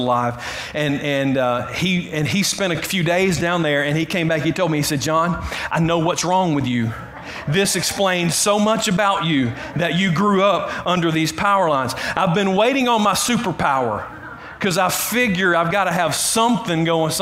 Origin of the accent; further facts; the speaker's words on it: Clem, Georgia, United States; I grew up in Clem. That's in South Carroll County. It's between Carrollton and Whitesburg.